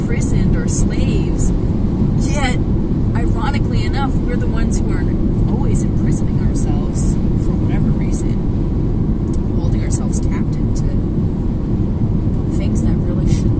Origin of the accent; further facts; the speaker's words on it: Toronto, Ontario, Canada; we grew up in Scarborough